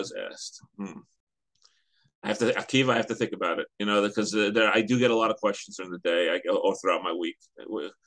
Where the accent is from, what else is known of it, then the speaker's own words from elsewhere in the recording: New York City, New York, United States; now in Teaneck, United States; the community I grew up in Queens, which doesn't really exist anymore